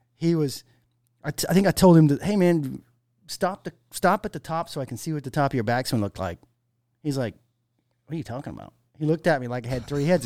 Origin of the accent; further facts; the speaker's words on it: Maine, United States; growing up in Maine, you know, we had long winters